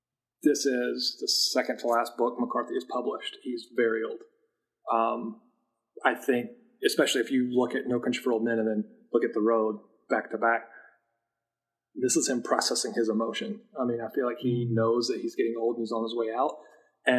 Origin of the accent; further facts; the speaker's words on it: Appalachia, United States; I was in the military. I was stationed in Alaska. I grew up in Appalachia.